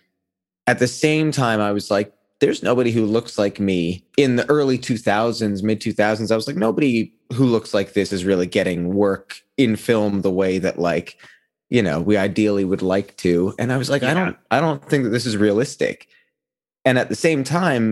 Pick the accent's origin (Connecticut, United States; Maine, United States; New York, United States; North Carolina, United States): New York, United States; New York City; I was born and raised in New York. I was born in Manhattan